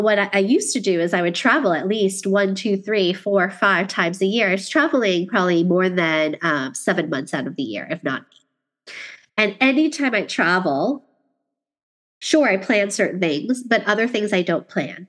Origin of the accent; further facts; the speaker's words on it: New York City, New York, United States; moved away; being a New Yorker who lived in Queens